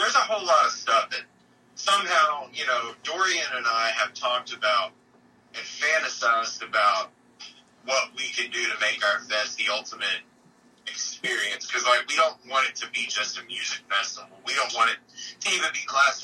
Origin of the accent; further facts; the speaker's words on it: Silver City, Texas, United States; moved away as an adult; now in Austin, United States; I grew up in a town called Silver City, Texas